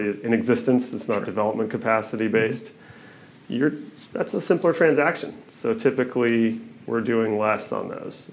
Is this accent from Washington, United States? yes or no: yes; Kirkland, Washington, United States; I grew up over in Kirkland, and my father had a construction company.